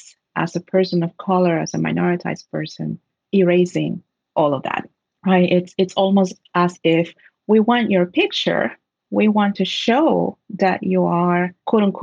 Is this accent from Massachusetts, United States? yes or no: no; Trenton, New Jersey, United States; I'm from Trenton, New Jersey, a city that, like many cities in the U.S., has been forgotten by the states